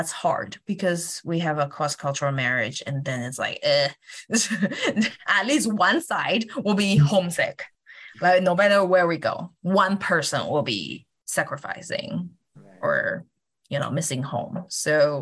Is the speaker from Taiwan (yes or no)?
yes; Kaohsiung, Taiwan; moved away as an adult; now in Denver, United States; my hometown, Kaohsiung